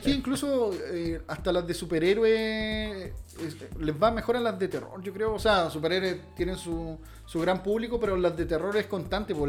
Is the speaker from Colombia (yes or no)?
no; Chile; como somos los chilenos, chistosito